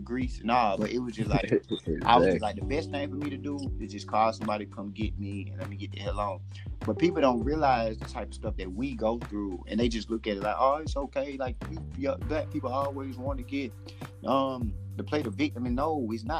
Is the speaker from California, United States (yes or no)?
no; Alabama, United States; I'm originally from Alabama